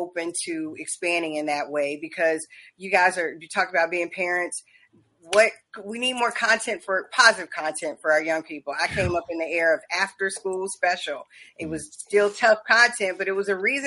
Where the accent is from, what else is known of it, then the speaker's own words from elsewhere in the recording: Charleston, South Carolina, United States; moved away; also born or lived in Covington, Georgia; I was born in Charleston, so we got a lot of South Carolina roots